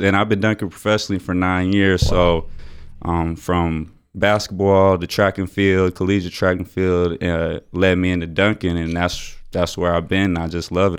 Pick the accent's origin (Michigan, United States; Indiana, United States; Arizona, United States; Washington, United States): Arizona, United States; Tucson; my hometown